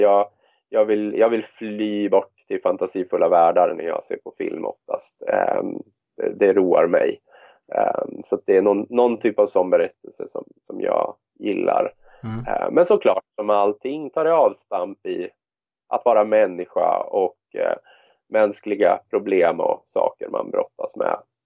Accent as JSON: {"language": "Swedish", "town": "Västerås", "region": "Västmanland", "country": "Sweden", "tie": "born or raised there", "said": "i Västerås då, som är min hemstad"}